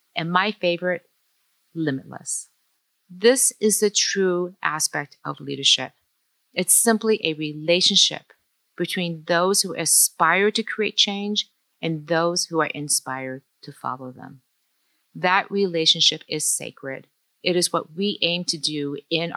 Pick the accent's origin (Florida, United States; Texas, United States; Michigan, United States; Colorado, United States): Michigan, United States; Detroit; English is a second language; I grew up as a child of immigrants in Detroit, Asian, Chinese, even not speaking English as my first language